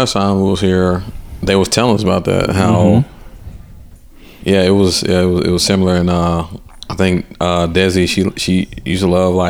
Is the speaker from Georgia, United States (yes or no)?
yes; Atlanta, Georgia, United States; also born or lived in Clayton County; growing up in Atlanta was a lot of pressure.